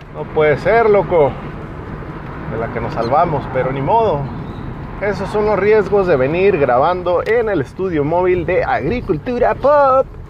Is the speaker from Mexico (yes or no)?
yes; Mexico; yo como mexicano